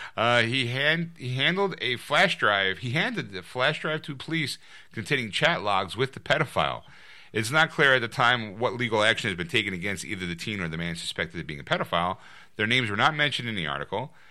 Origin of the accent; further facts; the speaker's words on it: Philadelphia, Pennsylvania, United States; someone from, from Philadelphia